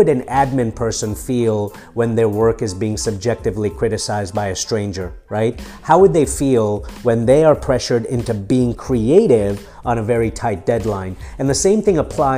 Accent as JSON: {"language": "English", "region": "Nairobi", "country": "Kenya", "tie": "born or raised there", "also_born_or_lived": "Mombasa, Kenya / London, United Kingdom", "moved": "yes", "lives_now": "United States", "said": "I was born in Mombasa, I was raised in Nairobi in East Africa, and I came here as an immigrant from the streets of London when I was 18"}